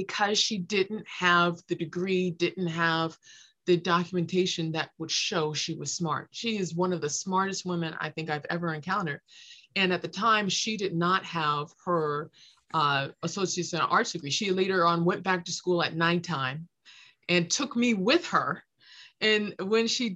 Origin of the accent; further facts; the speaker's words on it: Los Angeles, California, United States; I grew up in South Los Angeles